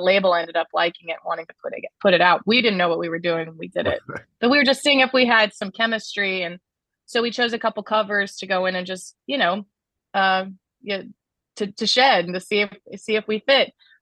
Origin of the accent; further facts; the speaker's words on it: Kansas City, Missouri, United States; I grew up in Kansas City